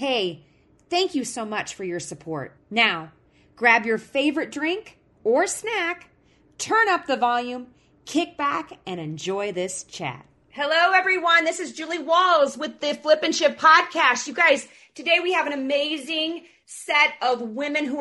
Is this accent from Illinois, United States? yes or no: yes; Illinois, United States; now in Montana, United States; I'm originally from Illinois and I moved out into Montana